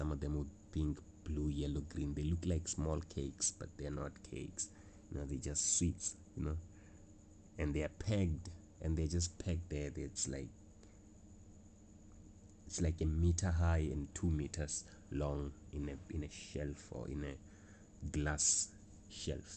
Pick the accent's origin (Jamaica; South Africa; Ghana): South Africa; as a South African in South Africa